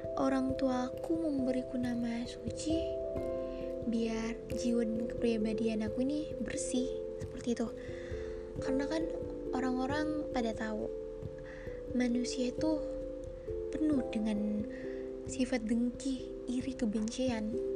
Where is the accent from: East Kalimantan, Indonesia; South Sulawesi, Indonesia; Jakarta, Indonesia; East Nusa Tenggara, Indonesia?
South Sulawesi, Indonesia; Makassar; also born or lived in Enrekang, South Sulawesi; aku besarnya di tengah-tengah kota metropolitan yang orang biasa kenal dengan kota Daeng atau kota Makassar